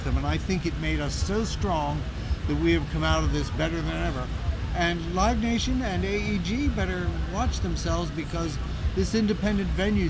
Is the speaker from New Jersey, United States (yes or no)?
yes; New Jersey, United States; I'm from New Jersey.